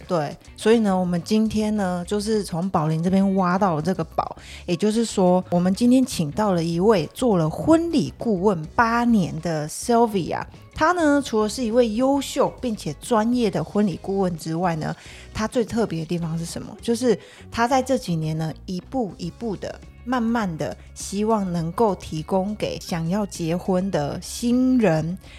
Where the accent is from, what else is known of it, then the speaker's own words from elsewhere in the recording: Taiwan; 因为身为一个台湾人